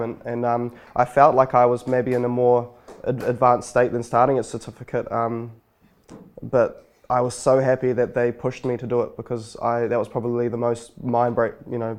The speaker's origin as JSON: {"language": "English", "town": "Wainuiomata", "region": "Wellington", "country": "New Zealand", "tie": "born or raised there", "also_born_or_lived": "Lower Hutt / Auckland", "said": "I grew up in Wanuamata"}